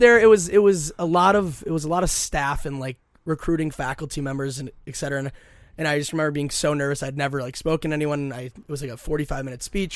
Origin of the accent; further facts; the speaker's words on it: Minnetonka, Minnesota, United States; I'm born and raised in Minnesota, went to Minnetonka High School